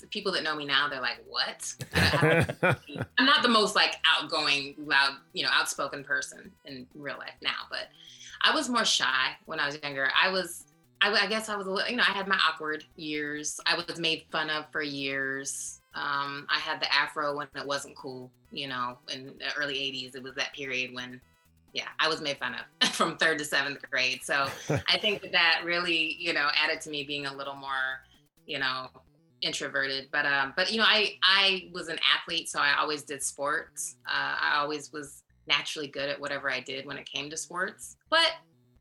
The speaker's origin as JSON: {"language": "English", "town": "Des Moines", "region": "Iowa", "country": "United States", "also_born_or_lived": "San Diego", "moved": "as an adult", "said": "I'm from Des Moines, Iowa"}